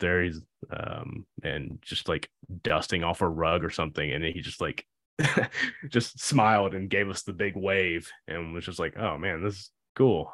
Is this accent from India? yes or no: no; Indianapolis, Indiana, United States; We're from Indy